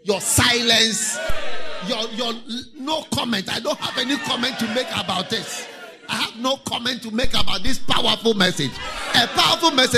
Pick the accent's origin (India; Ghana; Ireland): Ghana; in Ghana, when we were going to school, I remember when we were in university, first year